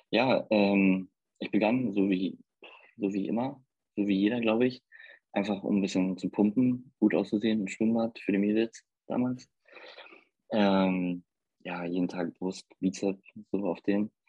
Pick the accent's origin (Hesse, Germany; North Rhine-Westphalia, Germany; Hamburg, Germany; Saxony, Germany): Hamburg, Germany; ich komme aus Hamburg und lebe hier mit meiner Familie